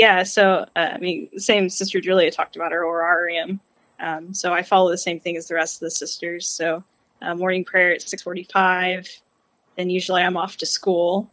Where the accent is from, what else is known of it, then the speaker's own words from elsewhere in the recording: Yukon, Oklahoma, United States; now in Tulsa, United States; So I grew up in Yukon. We never changed parishes.